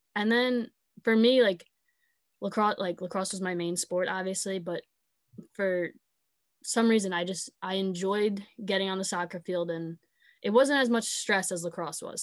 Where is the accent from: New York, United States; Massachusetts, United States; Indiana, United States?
New York, United States; Sayville; I grew up in Sable